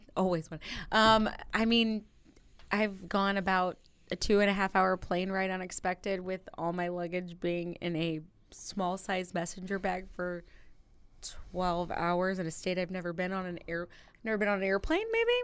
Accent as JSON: {"language": "English", "town": "Granite City", "region": "Illinois", "country": "United States", "said": "I'm from Granite City"}